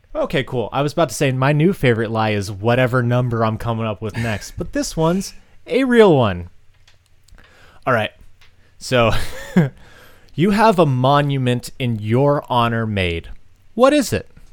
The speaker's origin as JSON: {"language": "English", "region": "Massachusetts", "country": "United States", "moved": "yes", "said": "I'm, I'm from Massachusetts."}